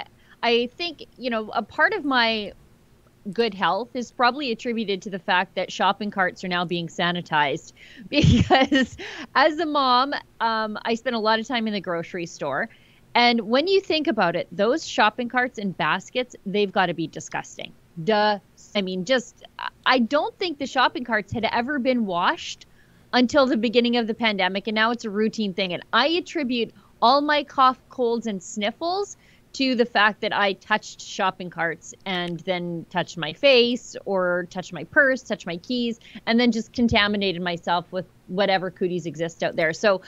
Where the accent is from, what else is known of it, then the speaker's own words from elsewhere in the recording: Fort Saskatchewan, Alberta, Canada; I'm from Fort Saskatchewan. We don't have escalators here